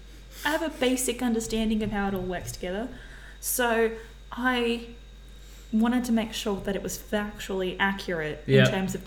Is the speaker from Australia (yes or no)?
yes; Australia; I'm a rando from Australia